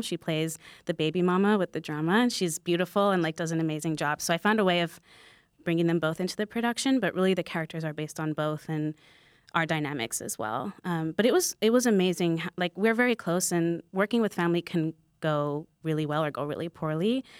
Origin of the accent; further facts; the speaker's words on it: New York, United States; a lot of people that I grew up with in New York